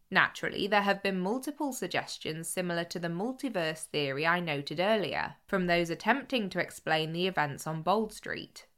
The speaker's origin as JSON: {"language": "English", "area": "Cheshire", "region": "North West England", "country": "United Kingdom", "said": "I'm from Cheshire"}